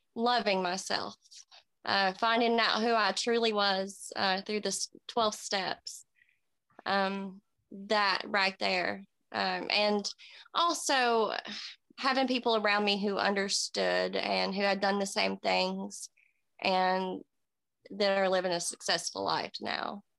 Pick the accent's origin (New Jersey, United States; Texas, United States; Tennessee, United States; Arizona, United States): Tennessee, United States; Kingsport; I was born in Kingsport, Tennessee. I'm 34. Um, just a small town girl